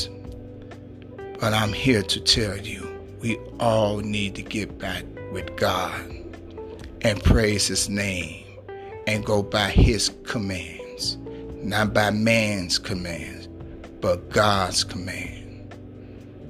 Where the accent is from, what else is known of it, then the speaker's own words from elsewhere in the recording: Chicago, Illinois, United States; I'm from Chicago, Illinois, the Windy City